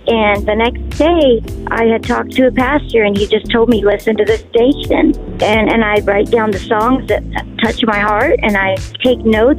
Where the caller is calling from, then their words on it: Phoenix, Arizona, United States; I'm calling from Phoenix, Arizona.